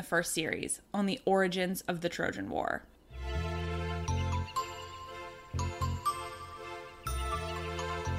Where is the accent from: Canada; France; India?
Canada; I'm Canadian